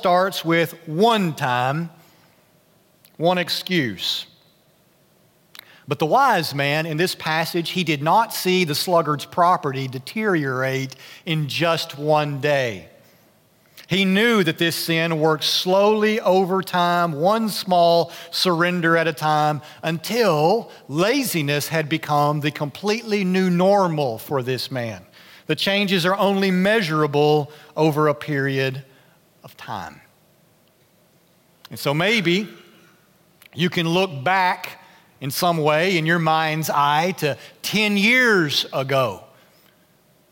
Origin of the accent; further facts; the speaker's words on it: Nashville, Tennessee, United States; moved away; I grew up in Nashville